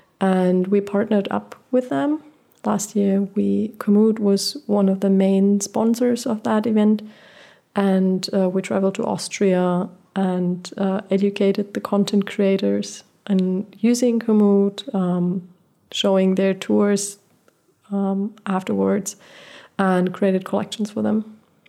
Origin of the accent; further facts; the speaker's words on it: Portugal; Like, I was born in Portugal, and I lived my first 6 years without electricity and running water.